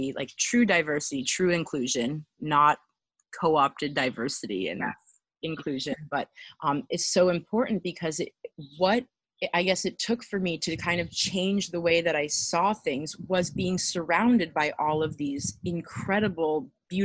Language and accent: English; Miami, Florida, United States; I grew up in Miami